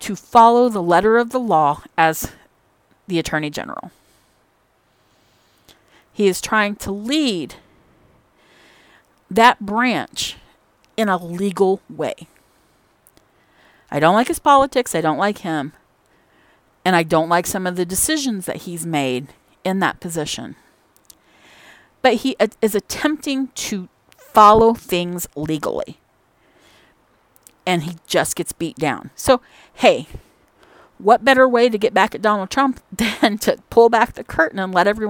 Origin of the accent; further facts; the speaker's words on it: Indiana, United States; I'm from Indiana